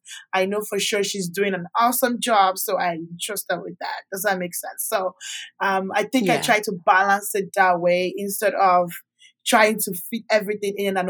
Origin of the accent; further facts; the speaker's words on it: Canada; also born or lived in Nigeria; So I grew up in Canada when I left Nigeria in 2008. Schooled in Canada. I met my husband in Canada.